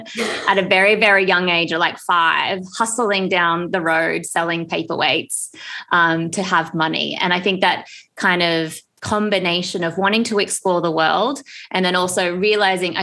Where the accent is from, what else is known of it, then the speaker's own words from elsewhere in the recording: Australia; moved away as an adult; also born or lived in Japan / London, United Kingdom; now in Bali, Indonesia; I think growing up in Australia